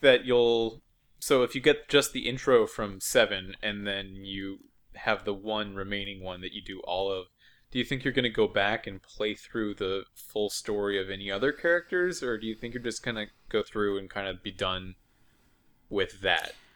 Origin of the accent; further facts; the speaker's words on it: United States; as an American